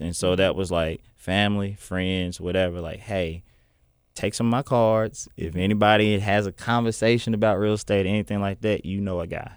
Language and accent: English; Little Rock, Arkansas, United States; I'm from Southwest Little Rock